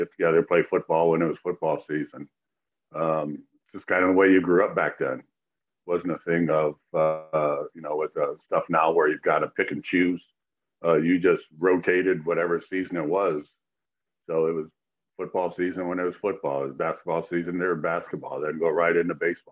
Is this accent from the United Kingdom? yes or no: no; Chicago, Illinois, United States; growing up in Chicago, you're watching the Cubs and the White Sox mostly